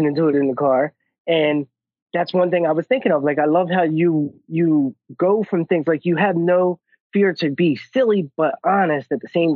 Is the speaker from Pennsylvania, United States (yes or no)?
yes; Philadelphia, Pennsylvania, United States; we're both from Philly